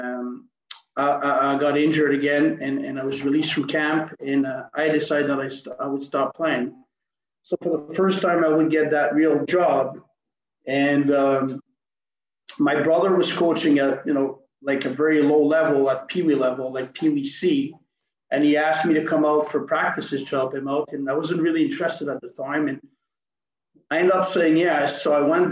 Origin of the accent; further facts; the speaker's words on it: Montreal, Quebec, Canada; also born or lived in Switzerland; I'm a Montreal native. I grew up on the South Shore of Montreal.